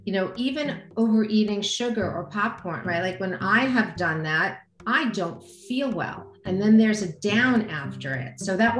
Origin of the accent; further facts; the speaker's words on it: United States; I'm an American